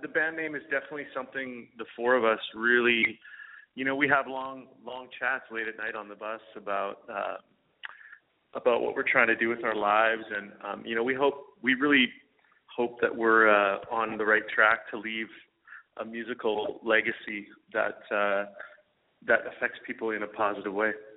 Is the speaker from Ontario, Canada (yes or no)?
no; Alberta, Canada; I'm an Alberta boy, so I grew up uh, just north of Montana in uh, a province called Alberta